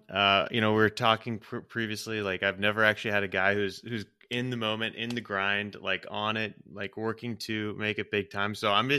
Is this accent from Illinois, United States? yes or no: no; Portland, Oregon, United States; I grew up in the Northwest in Portland, Oregon